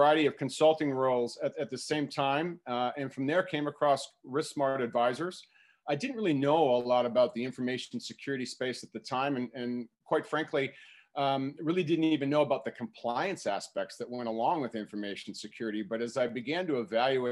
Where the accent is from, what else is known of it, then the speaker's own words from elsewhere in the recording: Minneapolis, Minnesota, United States; moved away as an adult; also born or lived in Madison, Wisconsin; I'm originally from Minneapolis, Minnesota. I still reside in Minneapolis